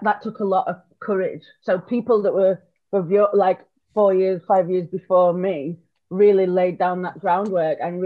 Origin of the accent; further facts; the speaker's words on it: Rotherham, Yorkshire and the Humber, United Kingdom; moved away as an adult; now in London, United Kingdom; So I'm from South Yorkshire. I tell everybody it's Sheffield because I don't want to admit that it's Rotherham.